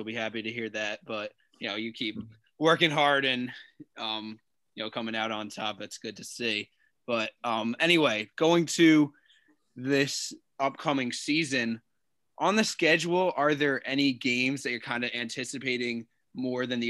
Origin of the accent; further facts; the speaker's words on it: New York, United States; I'm not from RVA, I'm from from New York, so much more north of that.